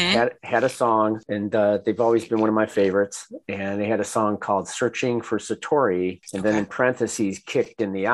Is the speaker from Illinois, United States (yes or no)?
no; Detroit, Michigan, United States; growing up in Detroit